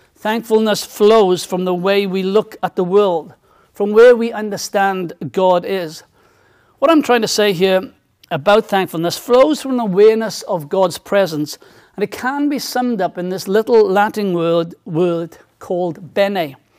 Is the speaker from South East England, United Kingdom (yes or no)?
no; South Wales, United Kingdom; when I was a, a teenager, um, and growing up in South Wales